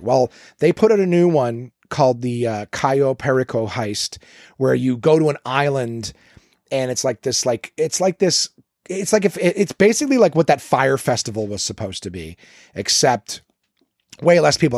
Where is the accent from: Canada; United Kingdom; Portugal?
Canada; I'm Canadian